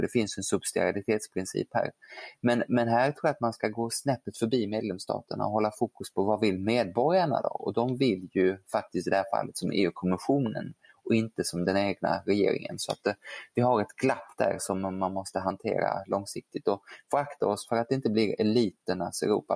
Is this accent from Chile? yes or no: no; Geneva, Switzerland; now in Sweden; jag ju kan franska eftersom jag är född i Genève